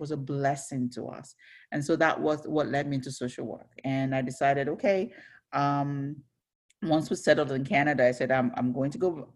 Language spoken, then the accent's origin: English; Ibadan, Oyo, Nigeria; also born or lived in Onitsha, Nigeria; I was born in Ibadan, Nigeria. So that's in southwestern Nigeria. So I grew up in a home with five kids.